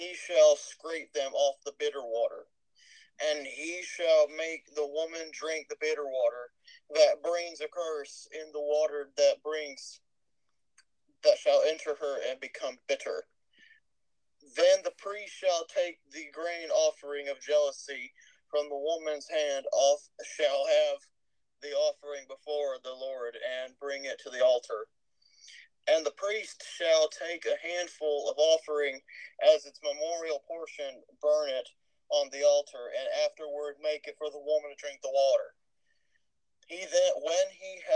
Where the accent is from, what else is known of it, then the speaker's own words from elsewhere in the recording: Texas, United States; accent: Texas; I've been suppressing my Texas accent this whole time